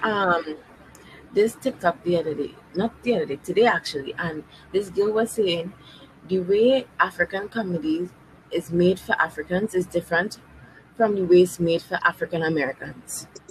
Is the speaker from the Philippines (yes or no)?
no; Trinidad & Tobago